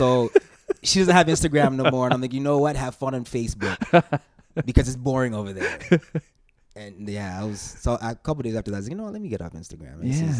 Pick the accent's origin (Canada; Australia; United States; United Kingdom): Canada; Calgary, Alberta; growing up in Calgary, I was like, I listened to the radio a lot.